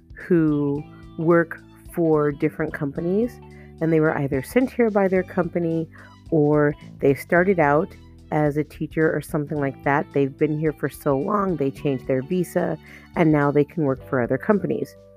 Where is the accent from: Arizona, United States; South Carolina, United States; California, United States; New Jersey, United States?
Arizona, United States; now in South Korea; I'm from Arizona